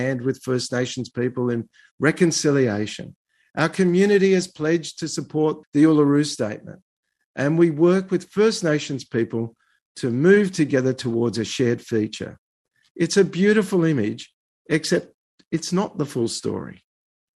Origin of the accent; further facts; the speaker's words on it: Australia; as a Jew, as an Australian, and as a human rights lawyer